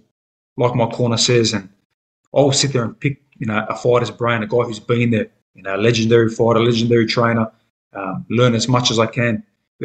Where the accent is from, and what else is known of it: Australia